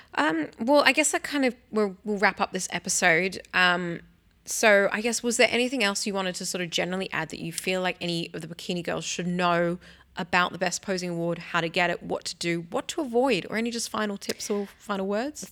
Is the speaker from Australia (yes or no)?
yes; Sydney, New South Wales, Australia; my hometown, Sydney, New South Wales